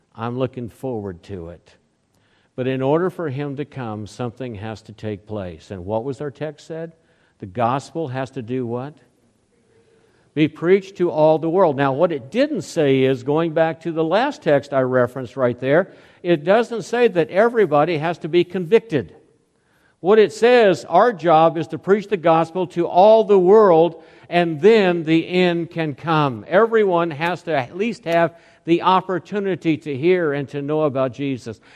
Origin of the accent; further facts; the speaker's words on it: Oklahoma City, Oklahoma, United States; moved away; also born or lived in Lincoln, Nebraska / Oceanside, California / Hawaii; when I grew up in Oklahoma, Oklahoma City